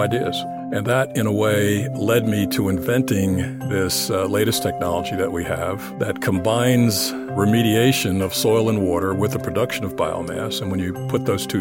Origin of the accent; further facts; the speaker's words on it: New Jersey, United States; I was born and raised in New Jersey, the Garden State